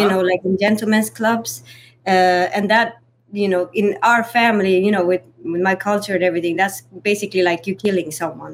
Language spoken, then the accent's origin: English; Sweden; now in United States; growing up in Sweden